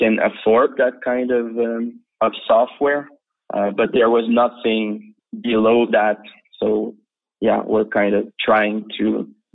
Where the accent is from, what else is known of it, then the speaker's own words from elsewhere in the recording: Quebec City, Quebec, Canada; also born or lived in Los Angeles, United States / France; I was born in LA. My father is a scientist. So he was studying at UCLA back then. But we moved back to Quebec, and I grew up in Quebec City, Canada.